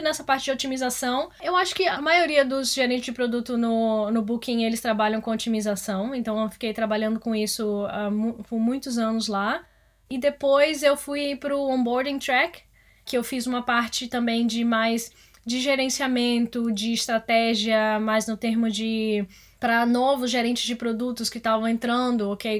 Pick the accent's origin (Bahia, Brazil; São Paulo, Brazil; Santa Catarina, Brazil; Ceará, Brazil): Bahia, Brazil; Salvador; moved away as an adult; now in Amsterdam, Netherlands; eu sou originalmente de Salvador e eu entrei na faculdade de comunicação lá